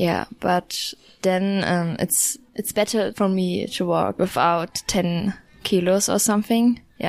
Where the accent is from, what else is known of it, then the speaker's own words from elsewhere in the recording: Germany; I'm from Germany.